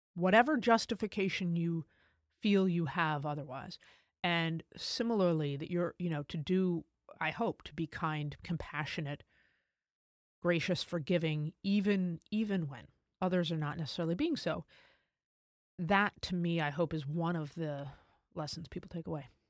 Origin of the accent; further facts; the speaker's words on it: United States; as an American